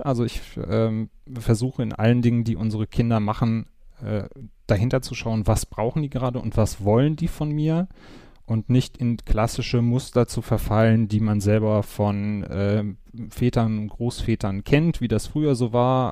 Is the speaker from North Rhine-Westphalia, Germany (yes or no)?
yes; Wuppertal, North Rhine-Westphalia, Germany; moved away as an adult; now in Cologne, Germany; Komme gebürtig aus Wuppertal, wohne jetzt seit äh, knapp